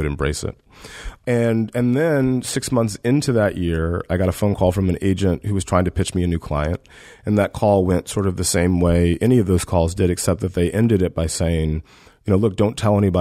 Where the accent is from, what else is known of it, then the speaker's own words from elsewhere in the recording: Deep South, United States; growing up in the Deep South